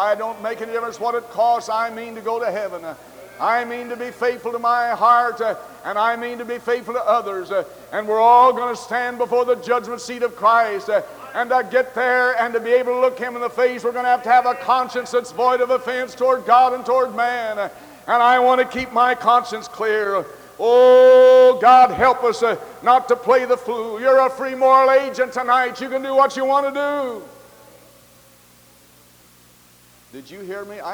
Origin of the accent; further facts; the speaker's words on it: the West, United States; I was born in the West. I'm a Westerner. I was born where cowboys wear guns on their hips